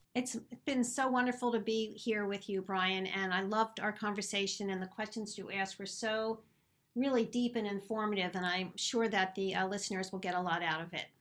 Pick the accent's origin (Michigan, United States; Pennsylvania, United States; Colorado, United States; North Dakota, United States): Pennsylvania, United States; Philadelphia; accent: Philadelphia; my silly Philadelphia accent.